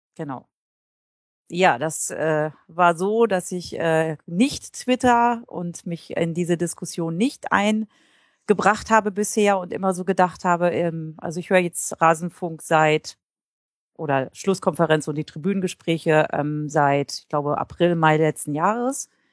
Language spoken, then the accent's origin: German; Einbeck, Lower Saxony, Germany; also born or lived in Hannover; in meiner Heimatstadt Einbeck in der Nähe von Göttingen